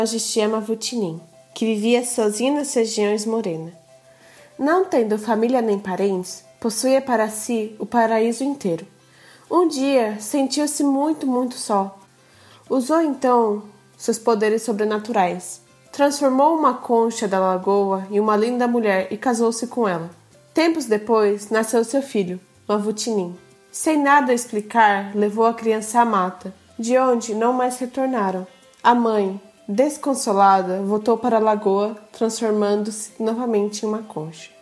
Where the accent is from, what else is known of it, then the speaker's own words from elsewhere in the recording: Japan; also born or lived in Brazil; nasci no Japão e estudei na escola japonesa